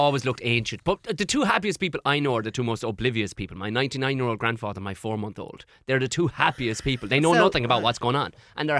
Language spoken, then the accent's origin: English; Tipperary, Munster, Ireland; I'm from Tipperary.